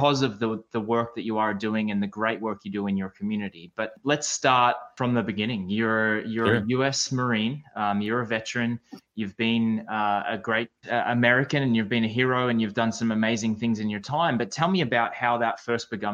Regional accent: Australia; growing up in Australia

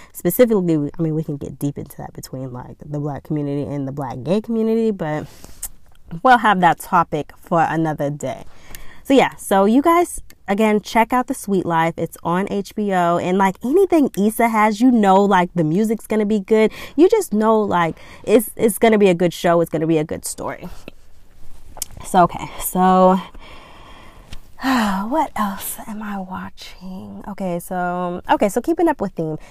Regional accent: Georgia, United States; I'm from Georgia

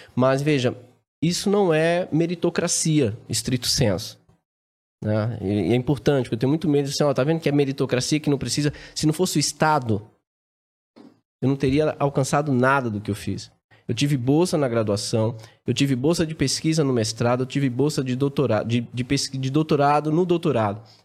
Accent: Araci, Bahia, Brazil; also born or lived in Salvador, Brazil; nasci em Salvador e logo novinho fui morar no interior, né? no sertão nordestino. É uma cidade chamada Araci

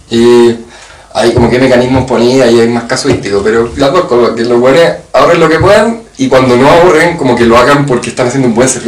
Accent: Chile; como chilenos nunca hemos sido orgullosos de ser chilenos.

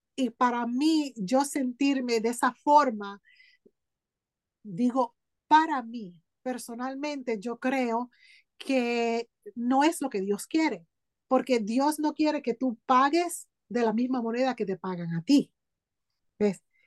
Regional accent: Hartford, Connecticut, United States; also born or lived in Aguadilla, Puerto Rico / San Sebastián, Puerto Rico; a los seis años de edad vine a donde tú estás ahora, a Hartford, Connecticut. Ahí pues me crié

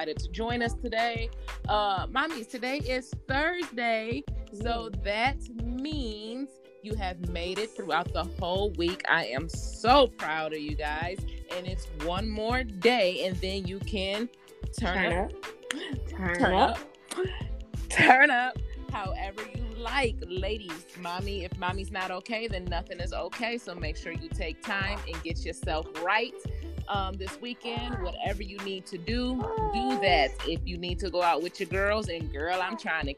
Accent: Michigan, United States; now in Atlanta, United States; I myself am born and raised in Michigan, so I'm used to being around the snow.

